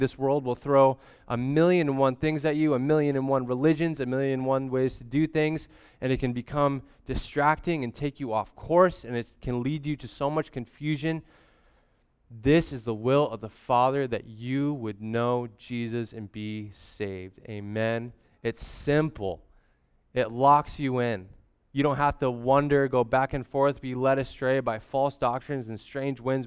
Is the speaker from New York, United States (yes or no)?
no; Grants Pass, Oregon, United States; also born or lived in Portland, Oregon; I was born in Grants Pass, Oregon, and then immediately life flighted, um, to Portland, Oregon